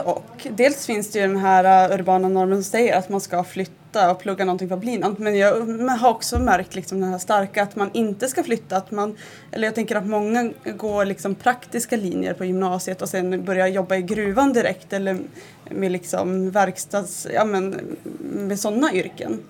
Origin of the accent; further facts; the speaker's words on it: Malmberget, Norrbotten County, Sweden; jag är ju uppvuxen i Malmberget